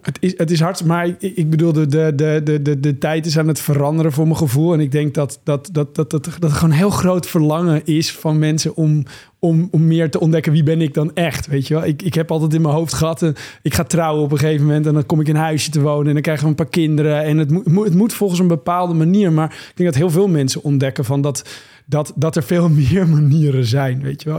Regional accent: Monnickendam, North Holland, Netherlands; in de haven van waar ik ben opgegroeid, in Monnikendam

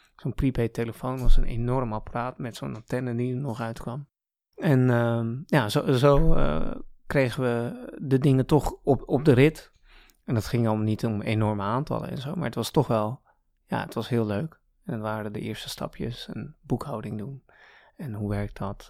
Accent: Gouda, South Holland, Netherlands; also born or lived in Canada / Iran; En toen ik een jaar of zeven was, ben ik weer, of zijn we weer naar Nederland gekomen. Naar the lovely city of Gouda

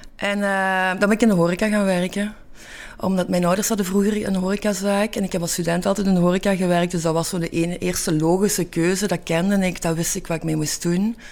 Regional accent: Hasselt, Flanders, Belgium; moved away as an adult; now in Antwerp, Belgium; ik ben geboren in Hasselt

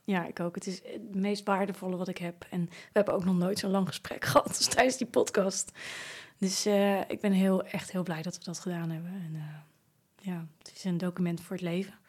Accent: Naaldwijk, South Holland, Netherlands; Naaldwijk, waar ik opgegroeid ben

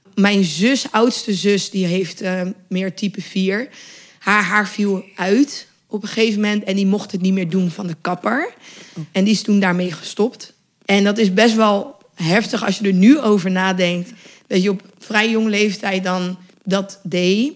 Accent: Westland, 's-Gravenzande, South Holland, Netherlands; ik ben opgegroeid in het Westland. Dus dat was ook echt in Quinshul

